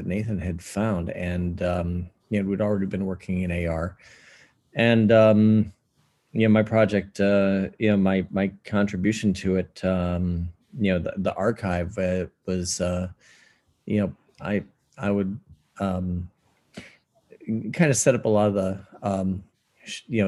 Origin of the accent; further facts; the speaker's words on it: Ohio, United States; also born or lived in Chicago; now in Minnesota, United States; I'm originally from Ohio